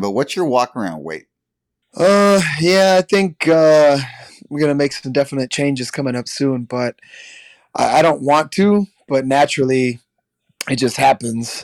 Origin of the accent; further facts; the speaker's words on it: Midwest, United States; now in Milwaukee, United States; growing up in the Midwest